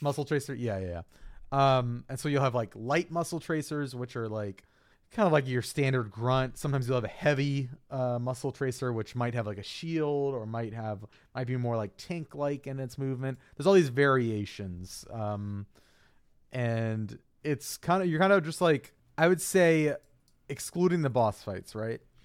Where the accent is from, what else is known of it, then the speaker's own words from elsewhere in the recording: East Coast, Virginia, United States; now in Minnesota, United States; growing up on the East Coast